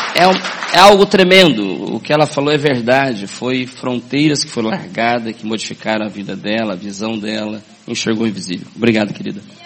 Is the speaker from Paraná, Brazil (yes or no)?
yes; Paranavaí, Paraná, Brazil; sou do norte do Paraná, Paranavaí. Quem conhece Paranavaí aqui? Conhece? Sou lá do norte do Paraná. Nasci lá em 64